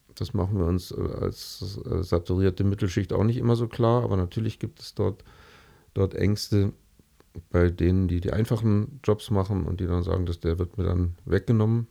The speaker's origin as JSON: {"language": "German", "region": "Berlin", "country": "Germany", "moved": "yes", "lives_now": "Munich, Germany", "said": "ich komme aus Berlin"}